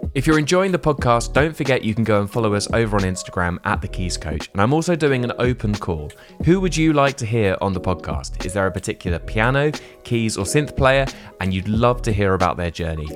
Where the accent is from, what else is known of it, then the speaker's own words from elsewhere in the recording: Portsmouth, South East England, United Kingdom; the north of the city where I grew up in Portsmouth